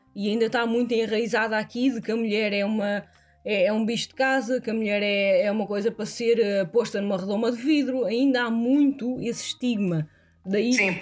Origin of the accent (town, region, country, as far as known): Portugal; now in Hesse, Germany